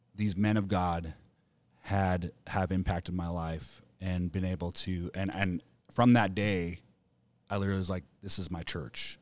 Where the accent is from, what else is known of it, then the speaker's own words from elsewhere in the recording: Camas, Washington, United States; moved away; growing up in Washington, you know, Camas, Washington